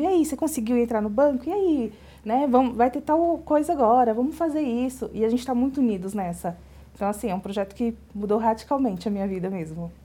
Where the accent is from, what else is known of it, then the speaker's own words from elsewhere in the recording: Bahia, Brazil; moved away as an adult; now in São Paulo, Brazil; eu sou baiana, né, mas moro em São Paulo. E engraçado que quando eu morava na Bahia